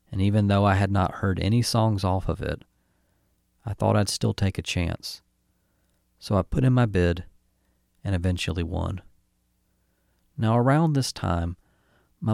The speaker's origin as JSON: {"language": "English", "town": "Newnan", "region": "Georgia", "country": "United States", "tie": "born or raised there", "said": "my hometown of Noonan, Georgia"}